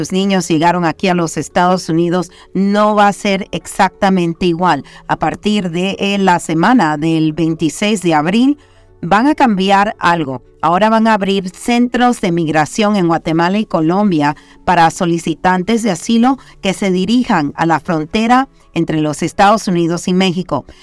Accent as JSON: {"language": "Spanish", "country": "Panama", "said": "yo soy panameña"}